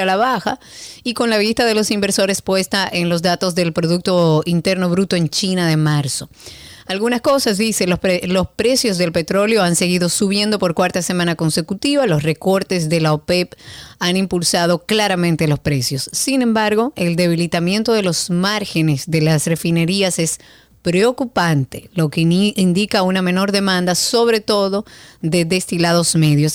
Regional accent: Dominican Republic; nosotros como dominicanos

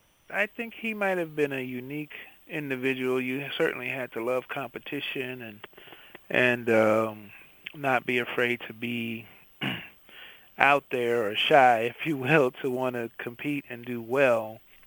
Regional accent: St. Louis, Missouri, United States; Growing up in St. Louis

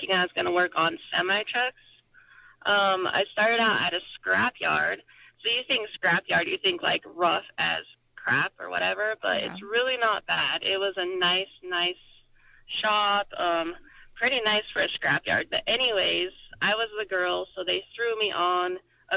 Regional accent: Nephi, Utah, United States; So I grew up in a small town on a ranch in Nephi, Utah.

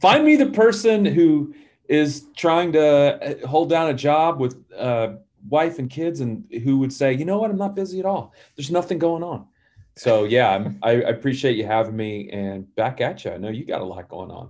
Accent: Atlanta, Georgia, United States; I grew up in Atlanta.

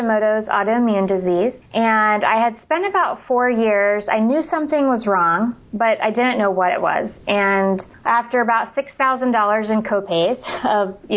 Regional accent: rural Indiana, United States; moved away; also born or lived in Washington, D.C. / Raleigh, North Carolina; I grew up in rural Indiana

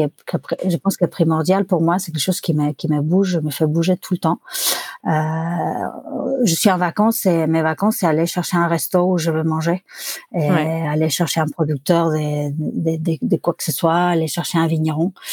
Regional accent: Barcelona, Catalonia, Spain; French is a second language; moved away as an adult; also born or lived in Buenos Aires, Argentina / Paris, France / Bordeaux, France / Touraine, France; now in Poitiers, France; à mes 5 ans, on a déménagé à Barcelone. Euh, et, donc, j'ai vécu à Barcelone entre mes 5 ans et mes 30 ans, où je déménageais en France à Poitiers

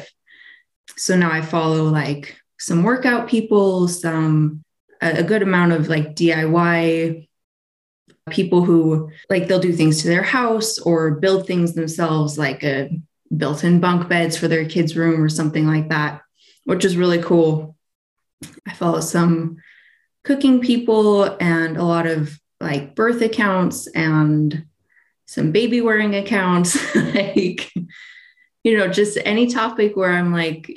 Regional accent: near Sacramento, California, United States; now in Utah, United States; I'm from California. I grew up there near Sacramento, so it's pretty hot most of the year

